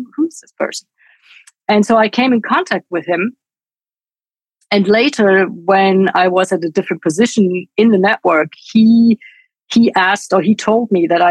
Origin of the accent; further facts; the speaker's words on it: Munich, Bavaria, Germany; I am from Munich, Bavaria, and I interned at this Bavarian radio